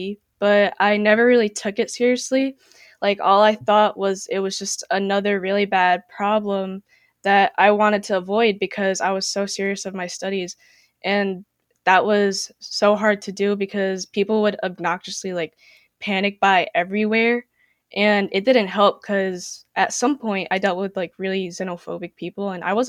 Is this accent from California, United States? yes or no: no; West Haven, Connecticut, United States; also born or lived in United Kingdom / Philippines; I'm from East Haven, but West Haven is my hometown. Prior to this, I was from the UK, but born in the Philippines. So I've just straight up been traveling everywhere.